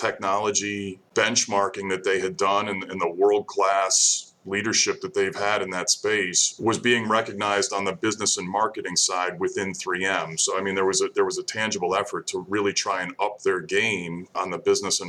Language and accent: English; Saratoga Springs, New York, United States; moved away as an adult; also born or lived in Troy, New York / Virginia Beach, Virginia / Lemoore, California / Midwest; grew born and raised in Saratoga Springs, New York, and left there after college.